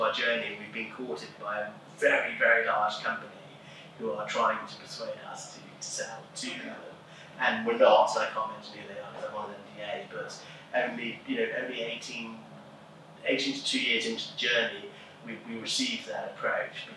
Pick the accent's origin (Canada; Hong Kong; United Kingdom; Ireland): United Kingdom; England; moved away; as an Englishman